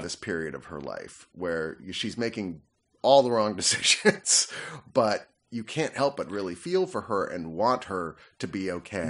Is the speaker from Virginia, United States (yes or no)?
yes; Fredericksburg, Virginia, United States; I grew up in Fredericksburg, Virginia, which is one of the oldest towns in America